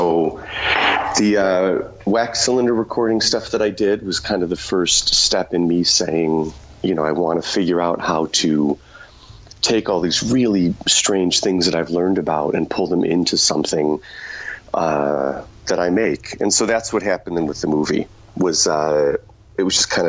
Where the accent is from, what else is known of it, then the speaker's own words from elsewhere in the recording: Chicago, Illinois, United States; now in Los Angeles, United States; I'm from Chicago originally.